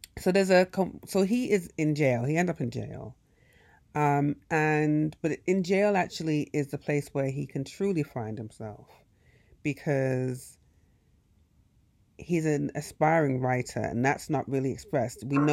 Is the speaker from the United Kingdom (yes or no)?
yes; England, United Kingdom; moved away; also born or lived in United States; growing up in England